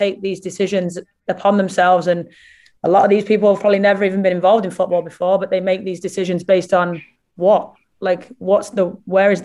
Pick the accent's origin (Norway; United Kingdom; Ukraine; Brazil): United Kingdom; England; me being English